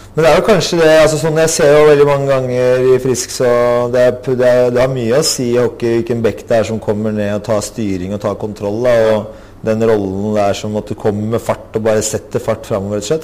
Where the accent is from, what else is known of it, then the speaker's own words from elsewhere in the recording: Asker, Akershus, Norway; moved away as an adult; also born or lived in Oslo (Grünerløkka); now in Oslo, Norway; Jeg har vokst opp i Asker